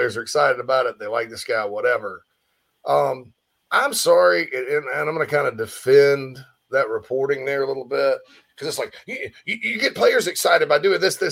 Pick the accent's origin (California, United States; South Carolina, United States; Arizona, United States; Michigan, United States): South Carolina, United States; Spartanburg; moved away; my hometown of Spartanburg, Daniel Morgan Avenue